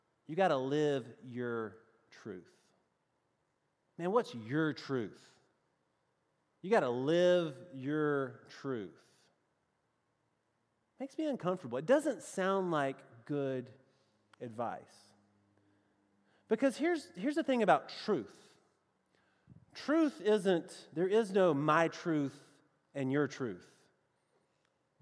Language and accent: English; the South, United States; accent: southern; my best southern accent, which is really the only way I know how to talk